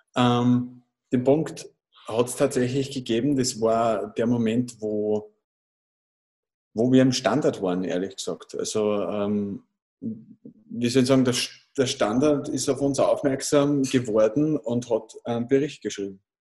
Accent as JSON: {"language": "German", "town": "Großraming", "region": "Upper Austria", "country": "Austria", "said": "ich komme aus Großraming in Oberösterreich."}